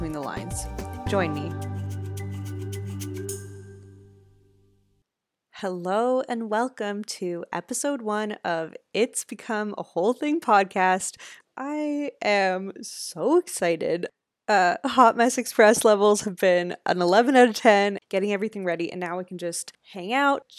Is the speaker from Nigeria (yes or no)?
no; Canada; I'm just a Canadian girl